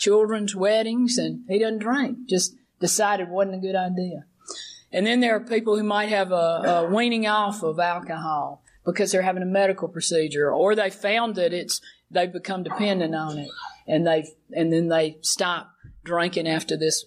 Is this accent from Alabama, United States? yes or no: yes; Alabama, United States; I'm growing up in Alabama